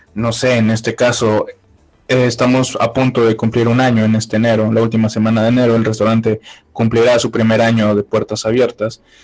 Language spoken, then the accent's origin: Spanish; Puebla, Mexico; moved away as an adult; now in Fort Wayne, United States; yo soy eh, originario de la ciudad de Puebla, Puebla, Puebla